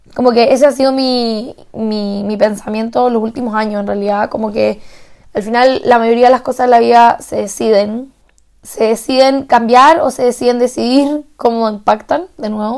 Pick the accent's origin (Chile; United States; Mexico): Chile; moved away as an adult; also born or lived in Santiago; now in Salzburg, Austria; yo soy la única chilena en más de 2.500 personas